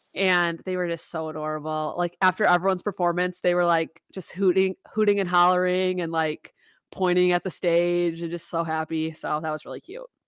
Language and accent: English; Wisconsin, United States; we're from Wisconsin